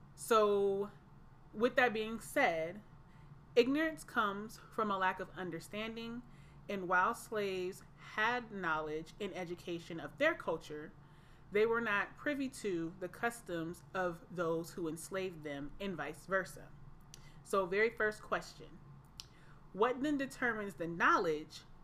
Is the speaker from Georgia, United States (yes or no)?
yes; Atlanta, Georgia, United States; I am from Atlanta, Georgia